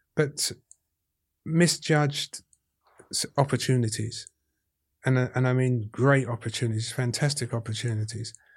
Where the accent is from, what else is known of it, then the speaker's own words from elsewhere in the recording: London, United Kingdom; accent: Cockney; I'm as Cockney as Jelly Dilts.